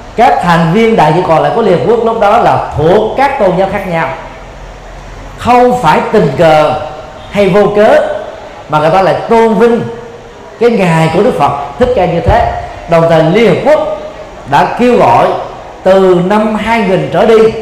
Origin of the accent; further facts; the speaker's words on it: Vietnam; người Việt Nam chúng ta